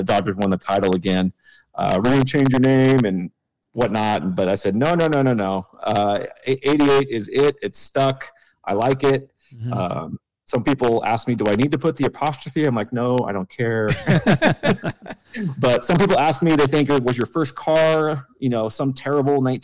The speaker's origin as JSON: {"language": "English", "town": "Los Angeles", "region": "California", "country": "United States", "tie": "born or raised there", "also_born_or_lived": "Charlotte / San Francisco Bay Area", "moved": "as an adult", "lives_now": "Sacramento, United States", "said": "I grew up in Los Angeles and had lived there my whole life, all the way through the time that we moved to Charlotte."}